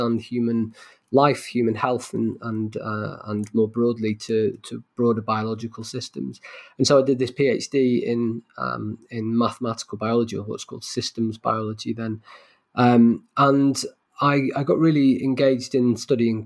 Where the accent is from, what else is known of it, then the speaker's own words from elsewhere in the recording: Manchester, North West England, United Kingdom; Manchester, my hometown